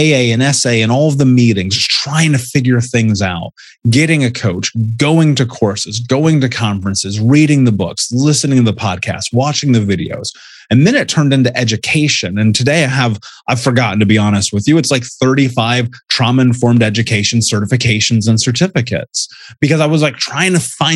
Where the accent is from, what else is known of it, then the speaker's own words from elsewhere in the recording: Indianapolis, Indiana, United States; I grew up in Indianapolis